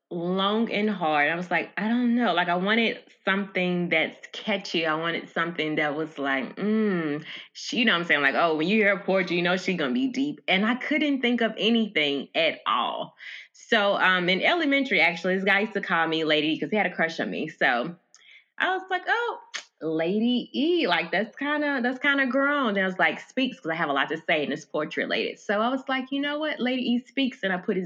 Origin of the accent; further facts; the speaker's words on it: Memphis, Tennessee, United States; now in Las Vegas, United States; Well, I'm from Memphis. I'm currently residing in Las Vegas, Nevada. I've been here for about a year now.